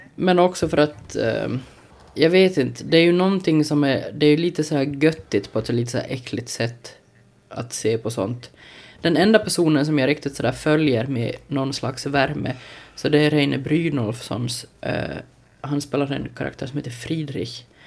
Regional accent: Ostrobothnia, Finland; jag trots allt är en sån här osäker men stursk österbottning

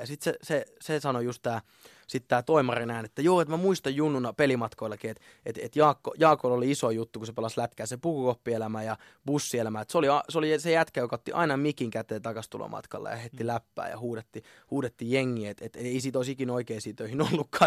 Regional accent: Lahti, Päijät-Häme, Finland; mä oon syntynyt Lahdessa ja öö, mä oon asunut Lahdessa siis niin kuin vanhempien luona ihan siitä niin kuin nollavuotiaasta 20 20-vuotiaaksi

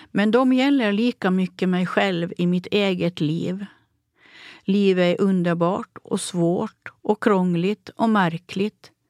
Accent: Åland, Finland; Jag är författare från Åland.

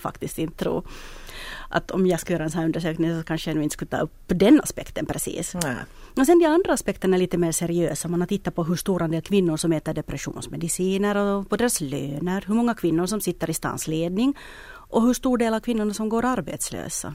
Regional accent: Espoo, Uusimaa, Finland; min hemstad Esbo

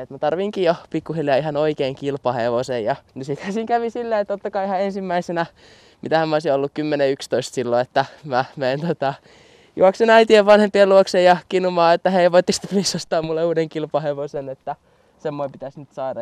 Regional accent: Pukkila, Uusimaa, Finland; mun kotikylässä Pukkilassa

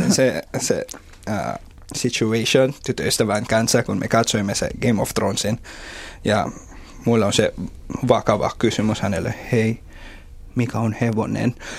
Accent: Philippines; Finnish is a second language; moved away as an adult; now in Finland; mä tulin just Filippineiltä

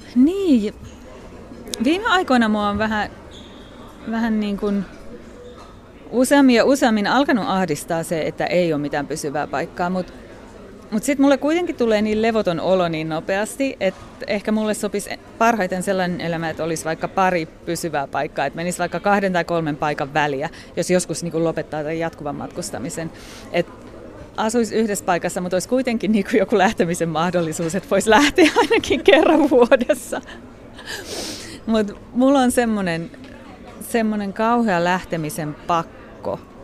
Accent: Kotka, Kymenlaakso, Finland; moved away as an adult; also born or lived in London / India / Switzerland / Southeast Asia; mun elämän ensimmäiset 20 vuotta Suomessa

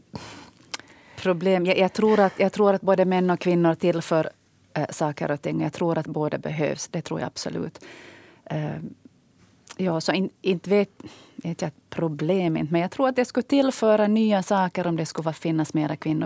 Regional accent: Ostrobothnia, Finland; moved away; jag som själv kommer från Österbotten

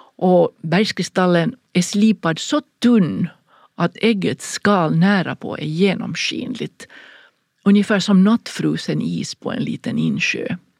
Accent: Finland; hemma i Finland

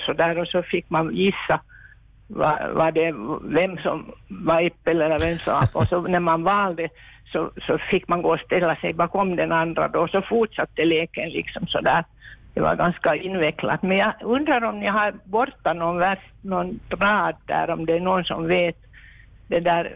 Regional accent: Helsinki, Uusimaa, Finland; now in Vaasa, Finland; jag växte upp i Helsingfors under kriget

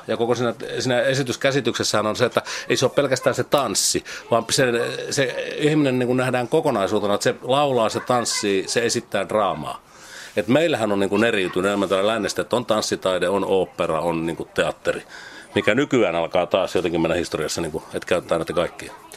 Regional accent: a village in Kanta-Häme, Finland; Mä oon kasvanut siis semmoisessa Etelä-Hämäläisessä, Kanta-Hämäläisessä kylässä

